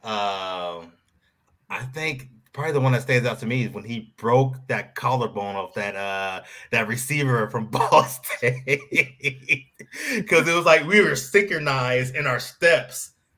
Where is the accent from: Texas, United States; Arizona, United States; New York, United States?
Arizona, United States; now in Fontana, United States; I'm really from Arizona